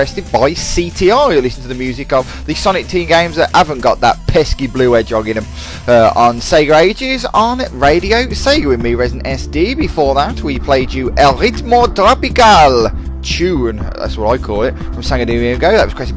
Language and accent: English; Dudley, West Midlands, United Kingdom; I'm from Dudley, of course